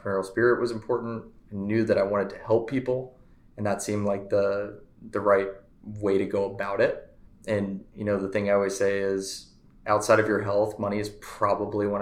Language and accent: English; Frisco, Texas, United States; born or raised there; also born or lived in Gerald, Missouri